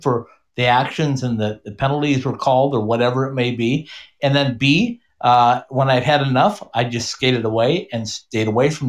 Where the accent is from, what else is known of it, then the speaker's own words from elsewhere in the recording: Minnesota, United States; now in Arizona, United States; I grew up in Minnesota.